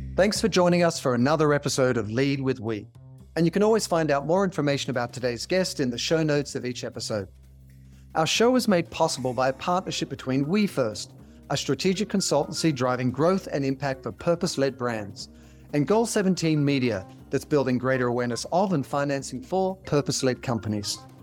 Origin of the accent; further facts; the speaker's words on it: Australia; growing up in Australia